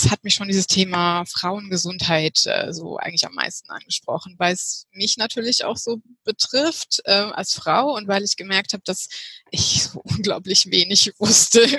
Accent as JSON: {"language": "German", "town": "Heidelberg", "region": "Baden-Württemberg", "country": "Germany", "said": "ich komme aus Heidelberg und ich bin 38 Jahre alt."}